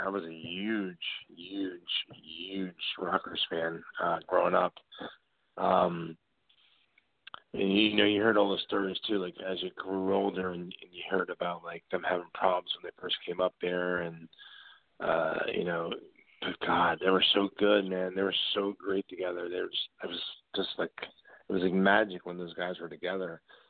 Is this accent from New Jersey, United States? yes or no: yes; New Jersey, United States; I live in New Jersey.